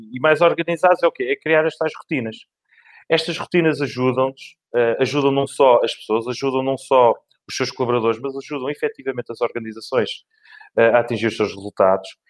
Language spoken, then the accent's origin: Portuguese; Lisbon, Portugal; nasci em Lisboa e por cá fiquei